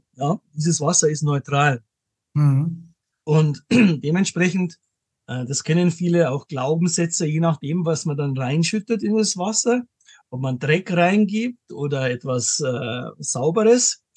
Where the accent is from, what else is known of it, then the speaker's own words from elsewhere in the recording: Munich, Bavaria, Germany; bin aus München, lebe auch in München